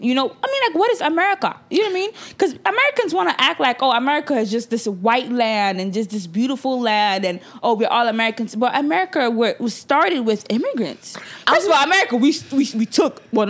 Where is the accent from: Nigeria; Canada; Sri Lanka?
Nigeria; now in United States; even before I came from Nigeria, my parents were citizens.